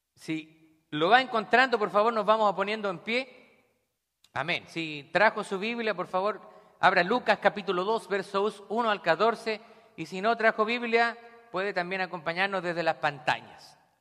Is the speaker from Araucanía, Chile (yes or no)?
no; Santiago, Santiago Metropolitan Region, Chile; also born or lived in Scranton, Pennsylvania; now in Pennsylvania, United States; yo nací en Santiago de Chile